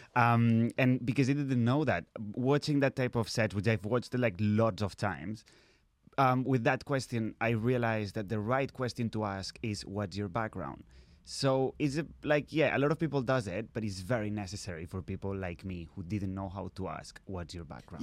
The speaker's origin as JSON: {"language": "English", "town": "Barcelona", "region": "Catalonia", "country": "Spain", "second_language": "English", "moved": "yes", "lives_now": "United Kingdom", "said": "I'm actually from Barcelona"}